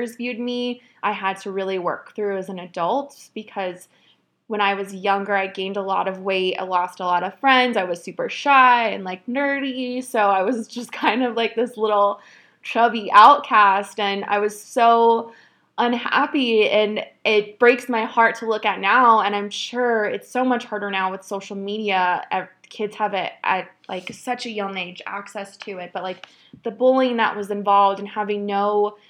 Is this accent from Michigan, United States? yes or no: no; Phoenix, Arizona, United States; moved away as an adult; now in Oregon, United States; I grew up in Phoenix, Arizona. I lived there for almost 29 years. That's where I was born and raised